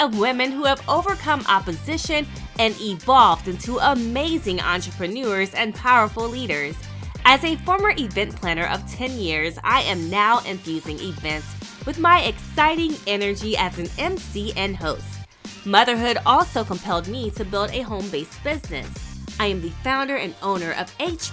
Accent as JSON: {"language": "English", "town": "Rose Hill", "region": "North Carolina", "country": "United States", "tie": "born or raised there", "said": "my hometown girl"}